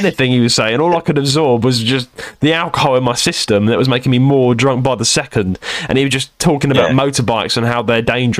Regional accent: London, United Kingdom; I'm from London.

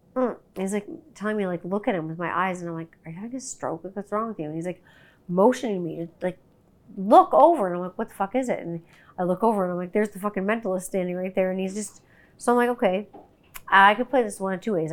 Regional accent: Canada; I'm Canadian

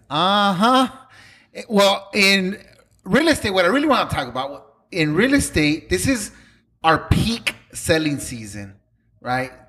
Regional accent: Los Angeles, California, United States; I grew up in Pacoima

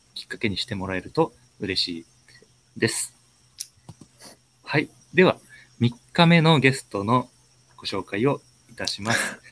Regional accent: Ishikawa, Japan; now in Sapporo, Japan; 石川県生まれで、今、札幌在住です。

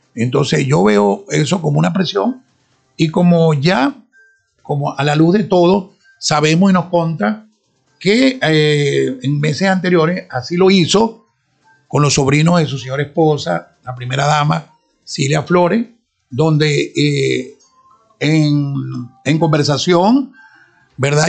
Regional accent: Sinamaica, Zulia, Venezuela; soy de La Guajira, soy guayú, eh, de madre guayú y de padre guayú, por supuesto. Sinamay, que la cuna de mi nacimiento

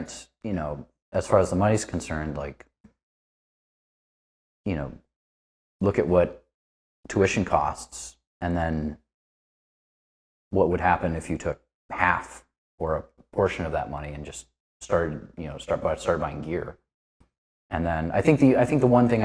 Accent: Northeast Indiana, United States; moved away as an adult; also born or lived in Chicago area, Illinois; now in Los Angeles, United States; I grew up in Northeast Indiana

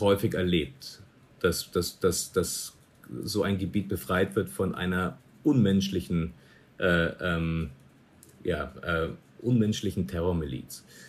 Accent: Munich, Bavaria, Germany; moved away as an adult; ich komme aus München

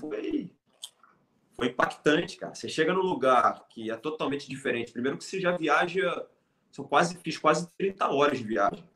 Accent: Brazil; moved away as an adult; also born or lived in Thailand / Laos; quando vim do Brasil

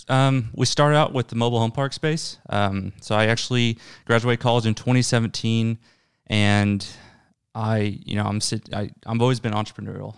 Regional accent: Tulsa, Oklahoma, United States; I'm from Tulsa, my family's here

